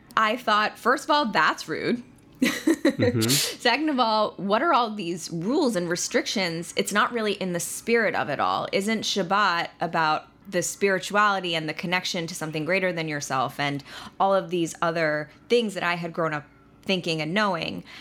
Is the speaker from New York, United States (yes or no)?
yes; Long Island, New York, United States; now in New York City, United States; I am a true New Yorker. I am from Long Island, and I have been living in New York City for nine years now